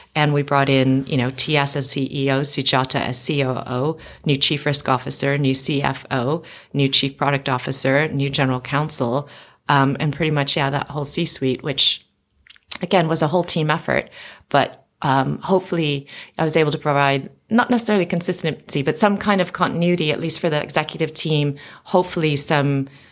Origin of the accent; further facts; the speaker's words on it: United States; moved away as an adult; now in London, United Kingdom; I was born and raised in America